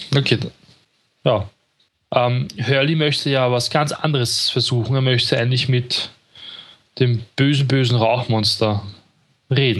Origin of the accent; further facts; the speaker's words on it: Vienna, Austria; bei uns in Wien